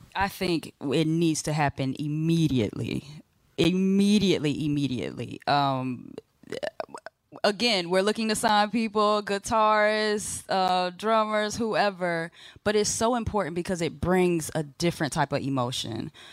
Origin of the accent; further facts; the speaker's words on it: Tampa, Florida, United States; I'm from the Tampa area